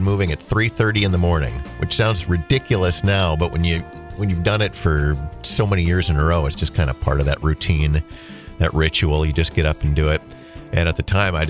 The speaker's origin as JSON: {"language": "English", "town": "Holly", "country": "United States", "tie": "born or raised there"}